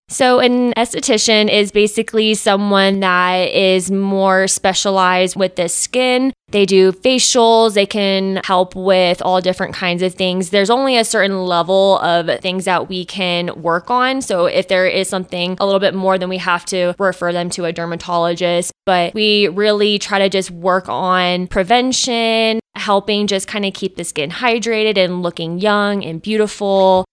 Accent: Austin, Texas, United States; moved away as an adult; now in South Fork, United States; I'm originally from Austin, Texas

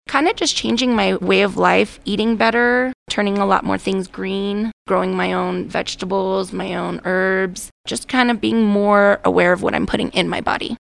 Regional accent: Wheat Ridge, Colorado, United States; moved away as an adult; now in San Luis Valley, United States; I was born and raised actually in Wheat Ridge

